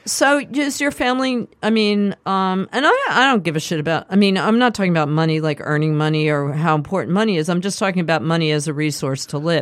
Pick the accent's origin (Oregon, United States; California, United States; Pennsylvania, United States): Pennsylvania, United States; Philadelphia; also born or lived in Manhattan, New York; we moved to the suburbs